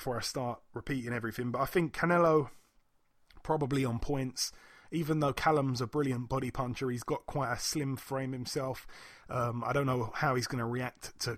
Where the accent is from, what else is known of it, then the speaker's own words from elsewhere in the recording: United Kingdom; being a Brit